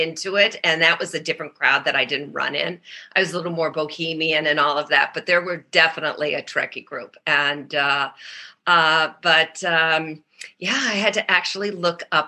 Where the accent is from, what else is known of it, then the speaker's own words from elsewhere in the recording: Bloomfield Hills, Michigan, United States; also born or lived in Indiana; I was born in Indiana, and my parents moved very young to Michigan. And then I was raised in Birmingham, Bloomfield Hills, Michigan, which is a suburb outside of Detroit.